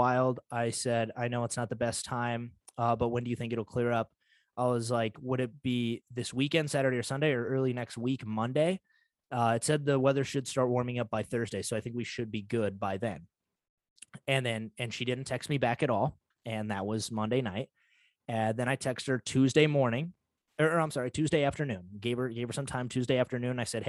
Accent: United States; I'm from North Dakota, Montana area

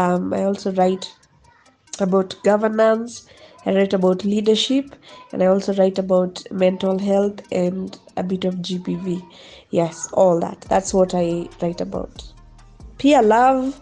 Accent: Nairobi, Kenya; also born or lived in Nyahururu; I was born in Nyahururu, but I grew up in Dagoretti.

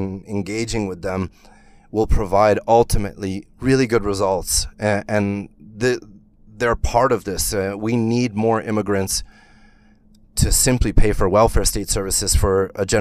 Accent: United States; moved away as an adult; now in Sweden; I'm American

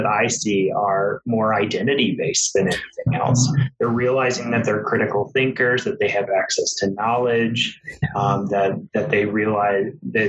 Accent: Georgia, United States; I grew up in Georgia. People always tell me I don't really have a Southern accent.

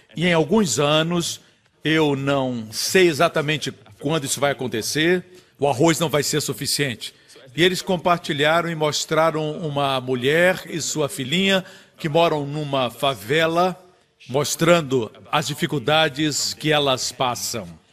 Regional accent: Singapore; nós somos de Singapura

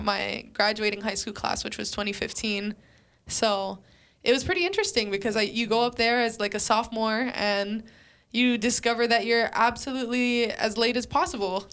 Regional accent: Waianae, Hawaii, United States; moved away as an adult; also born or lived in Fresno, California; I'm from Waianae

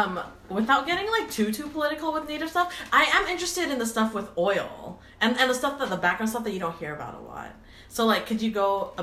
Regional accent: Vancouver, British Columbia, Canada; we're Asian and we're from Vancouver

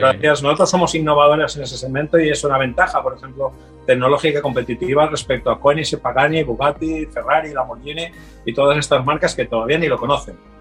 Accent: Torrent, Valencian Community, Spain; desde un tallercito pequeño en Torrente, mi ciudad natal en Valencia

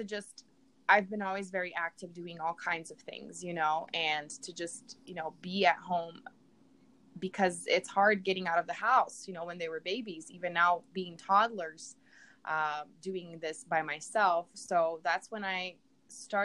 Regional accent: Brazil; English is a second language; moved away as an adult; now in United States; I'm from Brazil. I was born and raised down there.

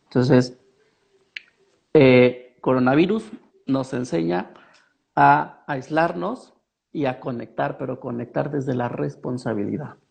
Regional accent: Mexico; also born or lived in Pachuca; nosotros como mexicanos

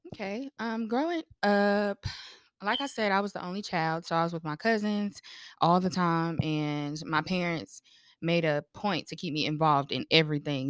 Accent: North Carolina, United States; I'm from North Carolina

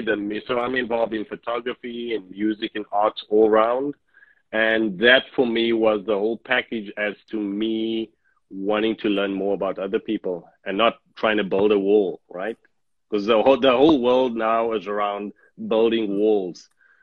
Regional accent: South Africa; Okay, so like you say … born and bred in South Africa, born during the apartheid times, not understanding the dynamics of apartheid and what it means, because I'm just a human.

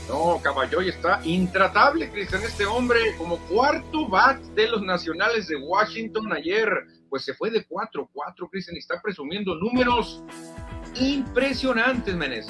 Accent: Mexico

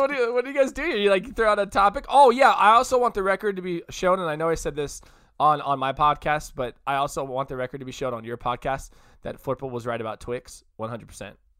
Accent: Modesto, California, United States; when I was a little kid, we grew up in Modesto

